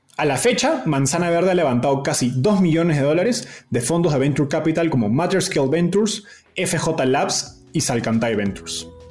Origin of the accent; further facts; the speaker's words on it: Peru; los dos somos peruanos